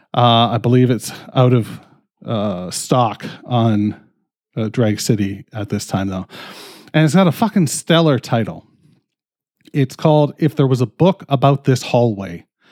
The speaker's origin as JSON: {"language": "English", "country": "Canada", "said": "I'm fucking Canadian"}